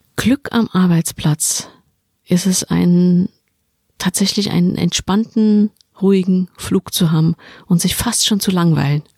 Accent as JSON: {"language": "German", "region": "Saarland", "country": "Germany", "said": "Ich komme aus dem Saarland."}